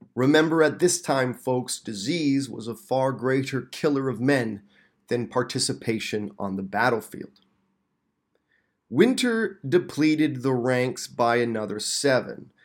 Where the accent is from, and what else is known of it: Canada